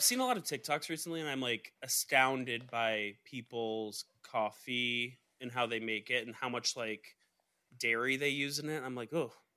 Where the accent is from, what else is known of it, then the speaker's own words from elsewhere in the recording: Georgia, United States; I'm from Georgia. I was raised underneath the shade of a Georgia pine